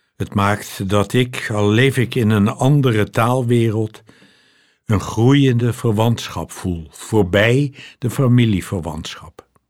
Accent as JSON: {"language": "Dutch", "town": "Loosdrecht", "region": "North Holland", "country": "Netherlands", "tie": "born or raised there", "said": "Was er bij ons thuis een Duitsstalige vrouw die kort na de oorlog bij ons in Loosdrecht inwoonde"}